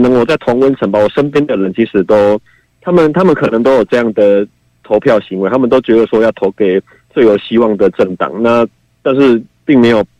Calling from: Yunlin County, Taiwan; 喂，你好，

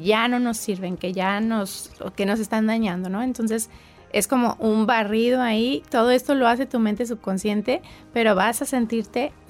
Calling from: Phoenix, Arizona, United States; de Phoenix, Arizona y me encanta escuchar a César Lozano.

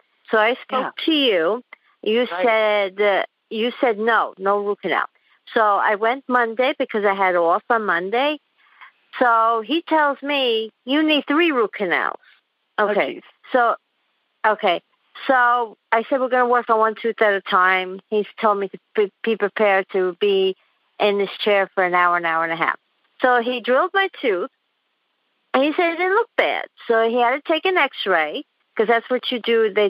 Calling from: Queens, New York, United States; I'm calling from Queens, New York.

